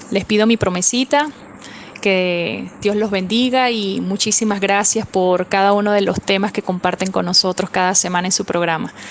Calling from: Mexico City, Mexico; de la Ciudad de México. Les mando muchos saludos

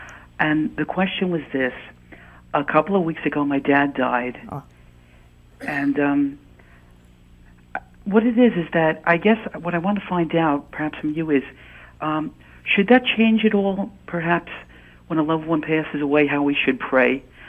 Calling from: Palisades Park, New Jersey, United States; I'm calling from Palisades Park, New Jersey.

